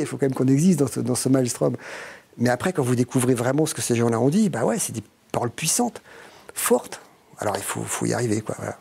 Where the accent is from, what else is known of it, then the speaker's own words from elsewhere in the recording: France; je suis français